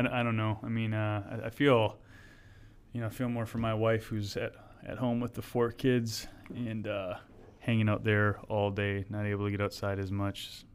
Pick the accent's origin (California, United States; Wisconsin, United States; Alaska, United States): Wisconsin, United States; moved away; I'm from Wisconsin